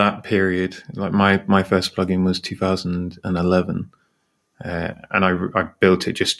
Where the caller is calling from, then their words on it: United Kingdom; And I'm in the UK, and I'm here with Ross.